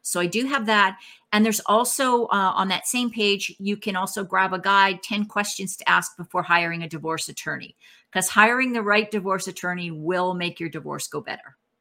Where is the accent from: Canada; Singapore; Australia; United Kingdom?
Canada; now in Texas, United States; I'm actually Canadian, I live in Texas, but I'm Canadian